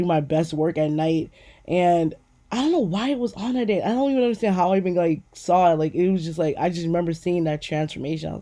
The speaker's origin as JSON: {"language": "English", "town": "New York City", "region": "New York", "country": "United States", "tie": "born or raised there", "said": "I used to live in Queens, New York. I grew up on Guybrua in New York"}